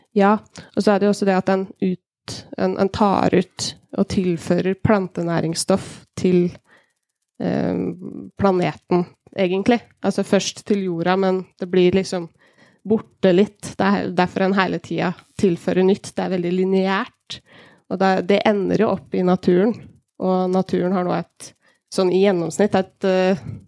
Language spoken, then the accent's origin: Norwegian; Hemsedal, Buskerud, Norway; Kommuner sånn som jeg kommer fra, kommer fra Hemsedal